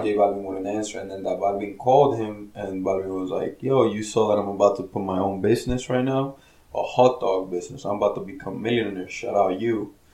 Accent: New Jersey, United States; we're from Jersey

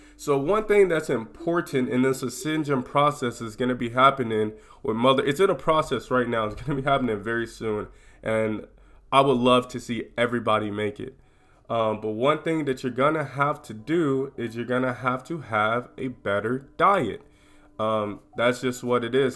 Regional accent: United States; I'm from America

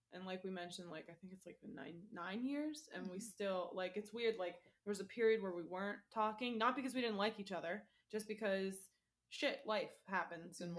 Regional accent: Florida, United States; I'm born and raised in Florida

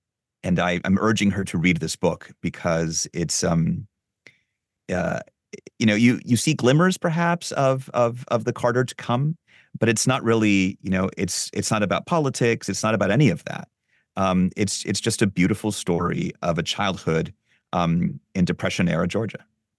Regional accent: Lima, Peru; I grew up in Lima in Peru

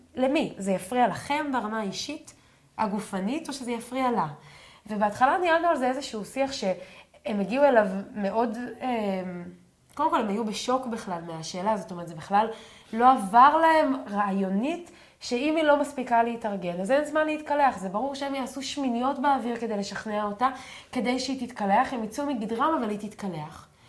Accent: a moshav in the Galilee, Northern District, Israel; אני, אנחנו גדלתי במושב, אז אם לא הייתי לוקחת סוודר, גם ביום חורפי, ואנחנו גרים אה, בגליל בצפון

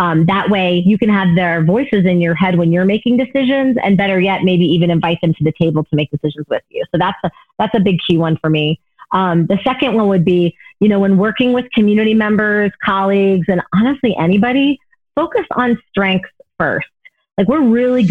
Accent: the South, United States; moved away; I grew up in the South, right, for part of my life

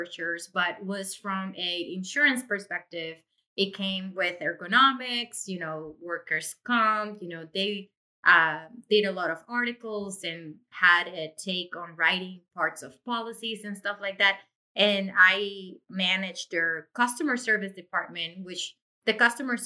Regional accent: Puerto Rico; moved away as an adult; now in Massachusetts, United States; I was born and raised in Puerto Rico

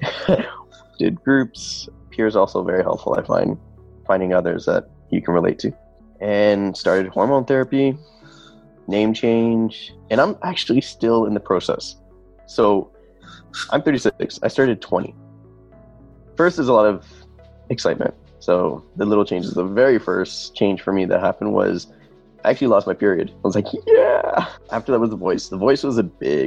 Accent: Toronto, Ontario, Canada; I'm from Rexdale. That's the name of the area

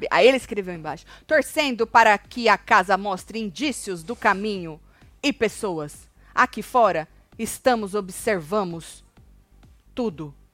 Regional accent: Jaú, São Paulo, Brazil; Tati, sou do interior de São Paulo, Jaú.

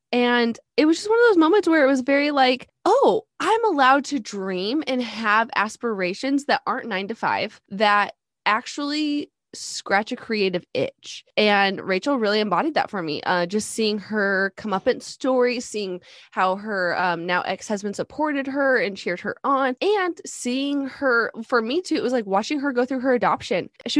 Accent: Alaska, United States; now in Texas, United States; But I'm originally from Alaska. We've been in Texas about 10 years.

